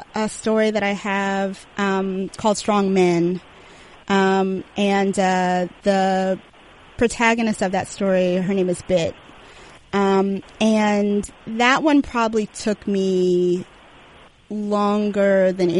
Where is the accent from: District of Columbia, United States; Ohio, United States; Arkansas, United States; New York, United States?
District of Columbia, United States; Washington; I really loved growing up in D.C., and I love, you know, D.C. as a city